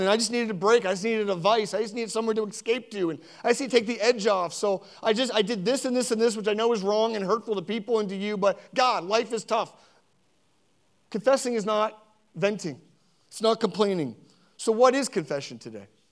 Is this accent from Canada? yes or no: yes; Sackville, Nova Scotia, Canada; also born or lived in Spryfield; Sackville, where I grew up. I was born in Spryfield and grew up in Sackville